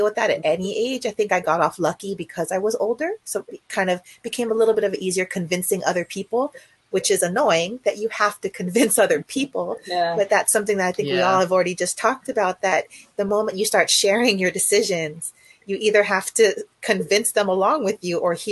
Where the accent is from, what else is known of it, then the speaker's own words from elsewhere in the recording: Hawaii, United States; now in California, United States; I grew up in Hawaii with my single parent mom